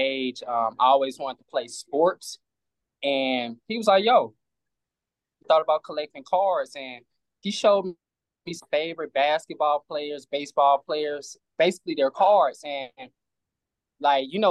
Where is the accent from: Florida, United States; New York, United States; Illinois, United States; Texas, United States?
Illinois, United States; East St. Louis; now in Atlanta, United States; I moved to Atlanta. I'm originally from East St. Louis